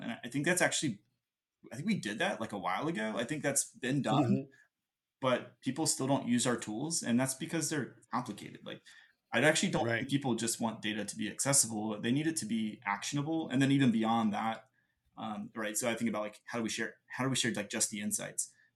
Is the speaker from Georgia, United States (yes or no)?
yes; Gwinnett County, Georgia, United States; I'm a lifelong Gwinnettian, which is Gwinnett County, just outside of Atlanta.